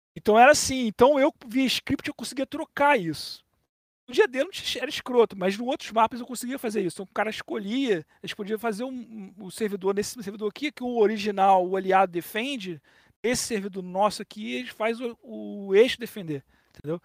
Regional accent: Brazil; Eu que sou um brasileiro

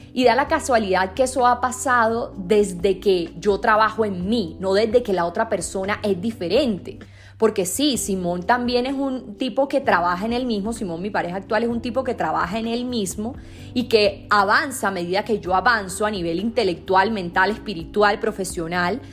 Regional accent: Sincelejo, Sucre, Colombia; Yo soy de Cincelejo, es una ciudad en Colombia, pero es bastante pequeña

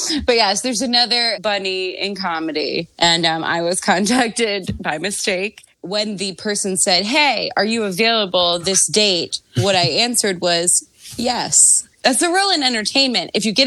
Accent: Baltimore, Maryland, United States; my hometown of Baltimore

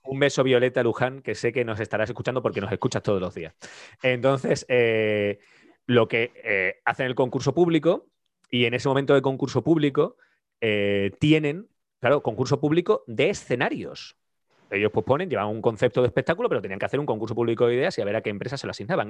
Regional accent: Andalusia, Spain; moved away as an adult; now in Zaragoza, Spain; nosotros somos andaluces

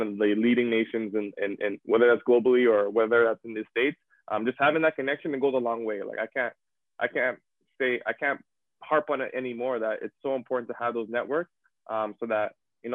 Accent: Toronto, Ontario, Canada; moved away as an adult; also born or lived in Sudbury; growing up in Toronto, a very diverse community

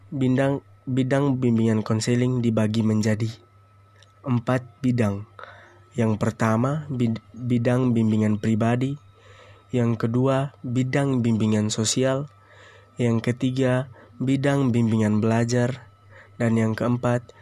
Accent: East Nusa Tenggara, Indonesia; now in Kupang, Indonesia; Saya berasal dari Flores, Nusa Tenggara Timur, bertepat di ND. Sekarang saya berstatus sebagai mahasiswa semester 3 di Universitas Nusa Cendana Kupang.

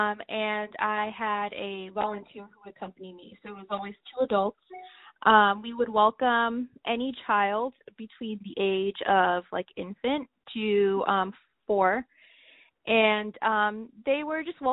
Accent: Cambridge, Massachusetts, United States; also born or lived in Medford, Massachusetts; being raised there in Cambridge

